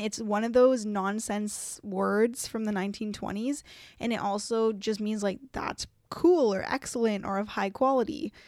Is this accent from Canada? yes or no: yes; Canada; us as Canadians